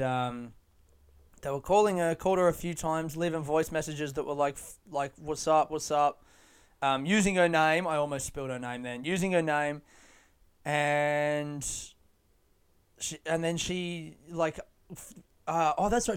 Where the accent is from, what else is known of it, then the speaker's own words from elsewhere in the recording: Adelaide, South Australia, Australia; now in Melbourne, Australia; I grew up in Adelaide